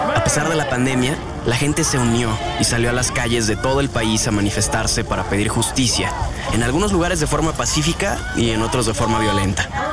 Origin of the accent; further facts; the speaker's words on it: Mexico